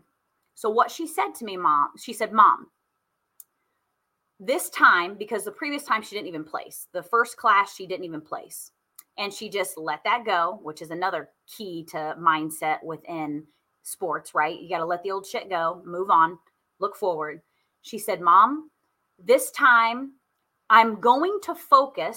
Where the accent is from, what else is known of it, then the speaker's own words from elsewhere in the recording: Indianapolis, Indiana, United States; I am from Indy